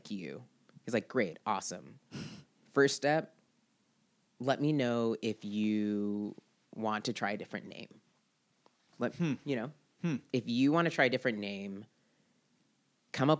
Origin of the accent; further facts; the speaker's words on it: Seattle, Washington, United States; Growing up in Seattle